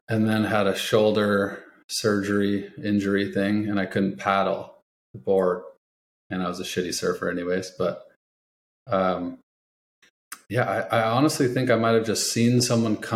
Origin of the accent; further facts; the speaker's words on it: Edmonds, Washington, United States; moved away as an adult; also born or lived in Seattle / Alaska / Kansas; now in San Diego, United States; I grew up in Edmonds